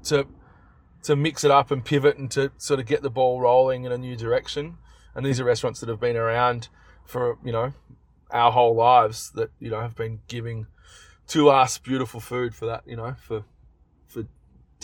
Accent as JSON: {"language": "English", "town": "Melbourne", "region": "Victoria", "country": "Australia", "tie": "born or raised there", "said": "in Melbourne, in my hometown"}